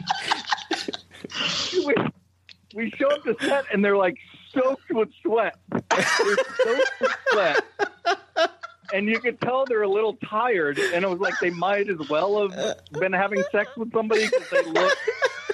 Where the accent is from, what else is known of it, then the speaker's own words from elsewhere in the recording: Brockton, Massachusetts, United States; accent: Boston; I come from Brockton